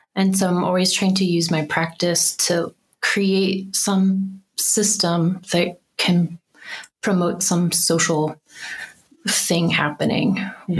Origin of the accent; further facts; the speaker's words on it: Birmingham, Alabama, United States; moved away as an adult; now in Denver, United States; I grew up in Birmingham, Alabama.